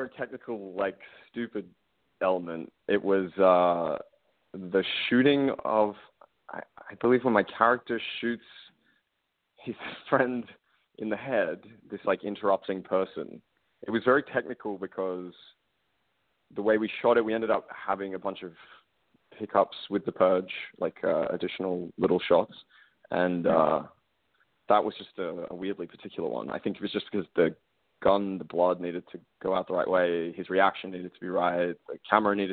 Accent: Australia; I'm Australian. I grew up in a country where, gun laws are just different where I come from

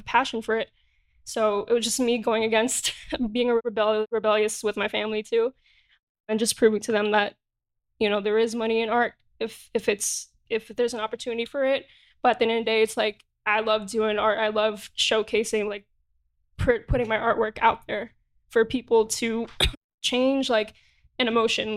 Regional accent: New York, United States; Born and raised in Jamaica, Queens, New York.

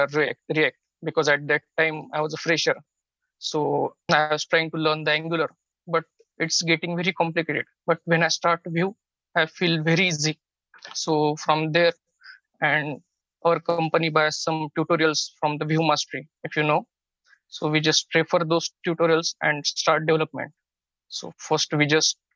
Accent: Pune, Maharashtra, India; I come from India, called a city Pune.

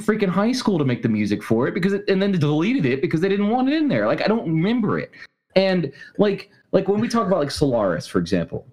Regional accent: Alabama, United States; I was born in Alabama

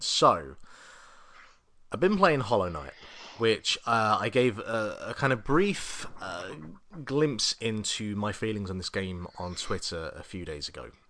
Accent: England, United Kingdom; now in Ireland; being an Englishman

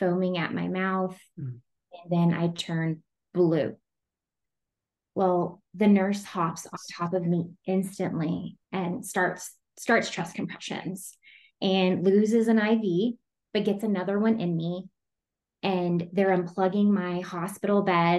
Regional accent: Amarillo, Texas, United States; now in Colorado Springs, United States; I'm from Texas, but I live in Colorado Springs.

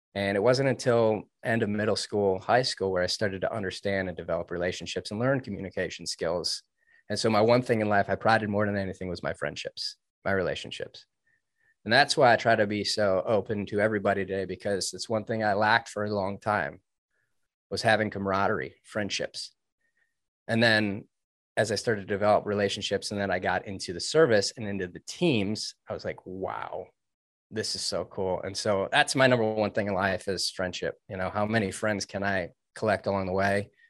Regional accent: suburbs of Detroit, Michigan, United States; I grew up in Michigan. I was in the suburbs of Detroit

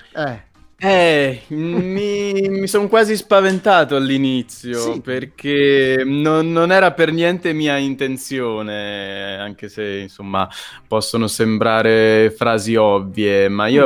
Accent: Pesaro, Marche, Italy; moved away; all'epoca vivevo ancora a Pesaro, frequentavo il liceo

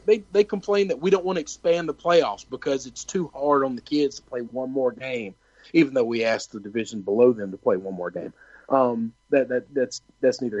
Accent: the South, United States; I grew up in the South

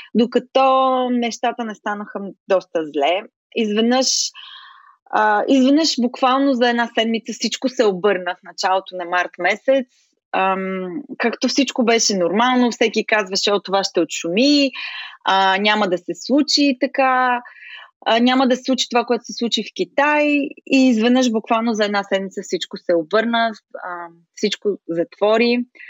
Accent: Smolyan, Smolyan Province, Bulgaria; moved away as an adult; also born or lived in Chicago, United States; now in United States; Смолян, родния ми град

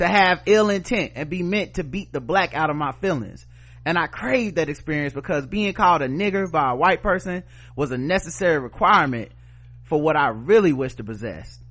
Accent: United States; I'm from Yorkwood

